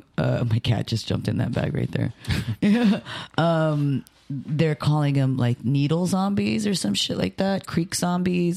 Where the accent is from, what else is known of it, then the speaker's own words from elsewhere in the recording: Philippines; now in United States; I'm Filipino